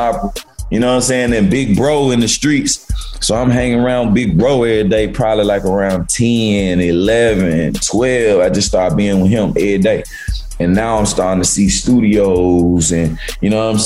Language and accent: English; Memphis, Tennessee, United States; also born or lived in Cordova, Tennessee; I'm from South Memphis, like around 14, 15, I moved to Cordova, which the suburbs